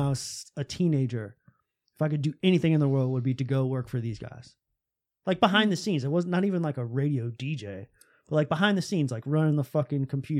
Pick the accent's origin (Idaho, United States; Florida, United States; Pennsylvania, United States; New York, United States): Florida, United States; Tampa; I would listen to this morning talk show in mm-hmm. my hometown in Tampa, Florida.